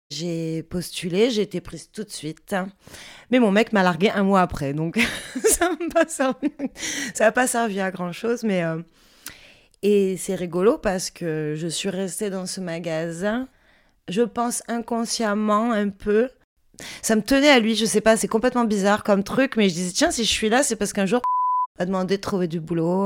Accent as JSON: {"language": "French", "town": "Marseille", "region": "Provence-Alpes-Côte d'Azur", "country": "France", "tie": "born or raised there", "moved": "yes", "lives_now": "near Paris, France", "said": "Je suis originaire de Marseille"}